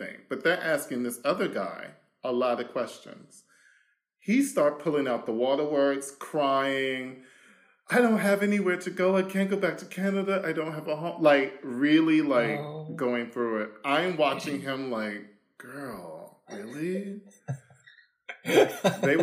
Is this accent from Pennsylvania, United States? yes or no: no; Washington, District of Columbia, United States; moved away as an adult; now in Germany; I am originally from Washington, D.C., the capital, where the shit is at the moment. I grew up there.